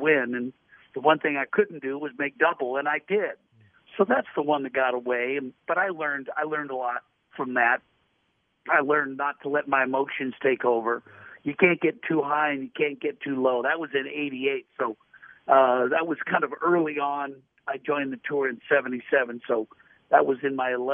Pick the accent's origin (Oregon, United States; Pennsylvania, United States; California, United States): Oregon, United States; Portland; I grew up in Portland, Oregon